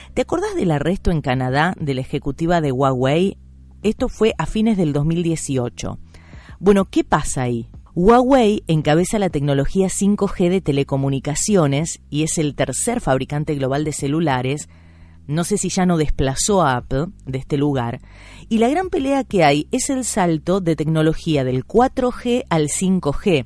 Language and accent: Spanish; Argentina; yo como argentina